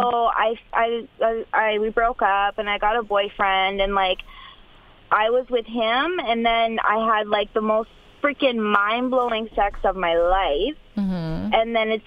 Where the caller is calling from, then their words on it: Canada; I'm calling from Canada